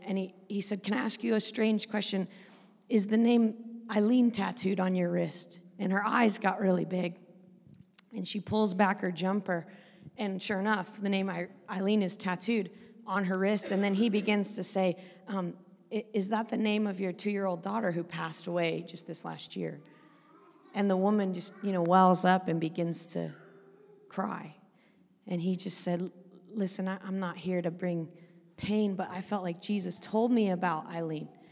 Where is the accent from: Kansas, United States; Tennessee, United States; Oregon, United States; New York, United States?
Oregon, United States; moved away as an adult; also born or lived in Northern Ireland; I grew up in a in Oregon, which is the northern part of the west coast of America